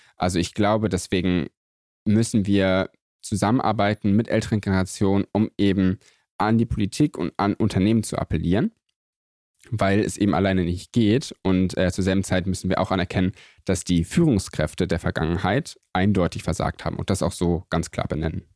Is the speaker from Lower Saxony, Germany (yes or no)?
yes; Göttingen, Lower Saxony, Germany; ich bin aufgewachsen in Göttingen, das ist so eine ganz klassische kleine Universitätsstadt